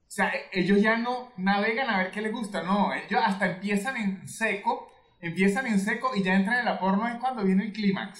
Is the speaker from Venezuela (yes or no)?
yes; Venezuelan Andes, Venezuela; moved away; yo soy andino